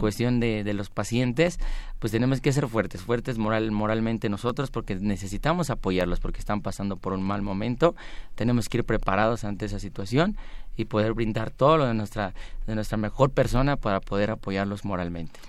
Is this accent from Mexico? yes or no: yes; Mexico